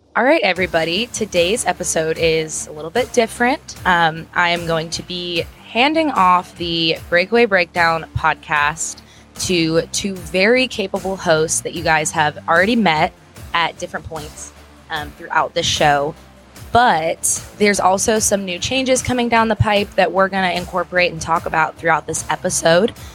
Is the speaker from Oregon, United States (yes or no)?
no; Pennsylvania, United States; now in Texas, United States; I'm from Pennsylvania